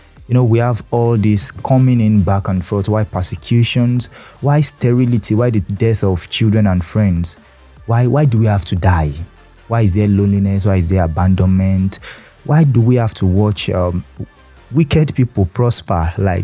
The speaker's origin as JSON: {"language": "English", "country": "Nigeria", "said": "as a Nigerian"}